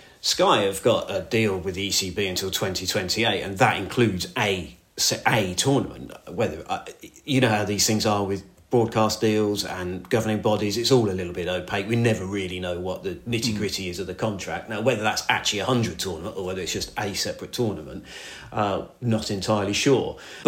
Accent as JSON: {"language": "English", "town": "Northampton", "region": "East Midlands", "country": "United Kingdom", "tie": "born or raised there", "said": "I grew up in Northampton. You obviously, Northamptonshire was the county side."}